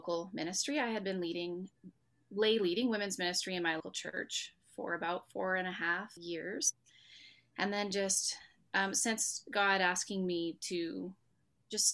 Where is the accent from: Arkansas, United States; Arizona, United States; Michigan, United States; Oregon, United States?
Arkansas, United States; now in Red Deer, Canada; I was born and raised in Arkansas